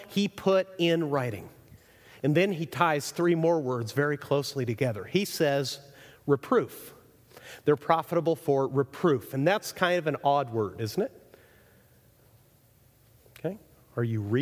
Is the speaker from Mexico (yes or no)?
yes; Chihuahua, Mexico; moved away; I grew up in Mexico, so I went to Mexican schools my entire life